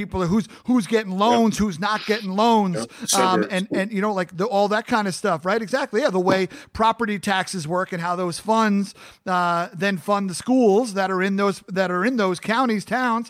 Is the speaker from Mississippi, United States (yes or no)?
no; Long Island, New York, United States; moved away as an adult; I'm born and raised in Long Island, New York.